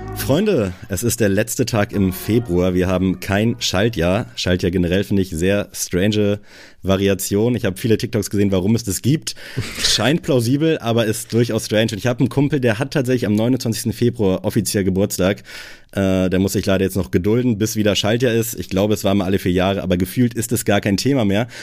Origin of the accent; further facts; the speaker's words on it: Buxtehude, Lower Saxony, Germany; moved away; also born or lived in Kiel; ich komme aus Buxtehude